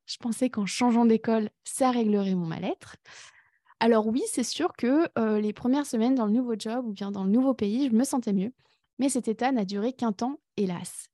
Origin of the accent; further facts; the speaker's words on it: France; moved away as an adult; also born or lived in Berlin, Germany / Canada; now in Ireland; je suis née en France et j'y ai vécu pendant 20 ans.